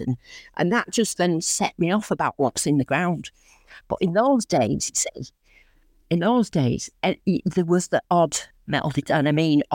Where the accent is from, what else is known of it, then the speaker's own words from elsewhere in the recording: Lancashire, Rochdale/Oldham area, North West England, United Kingdom; accent: northern; I am from Lancashire. As you can probably tell from my accent, I'm quite northern, from around the Rochdale, Oldham area.